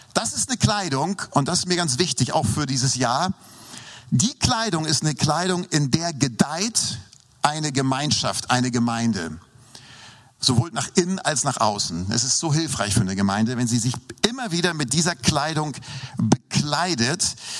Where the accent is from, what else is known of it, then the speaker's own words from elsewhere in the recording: Hamburg, Germany; moved away; also born or lived in Lindau; Ich bin ja in Norddeutschland aufgewachsen, das wissen ja die meisten hier. Ähm, ähm äh, in Hamburg